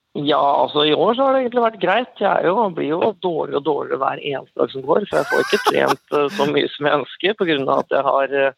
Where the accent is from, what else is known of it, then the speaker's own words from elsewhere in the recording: Kongsvinger, Innlandet, Norway; jeg er jo opprinnelig fra Kongsvinger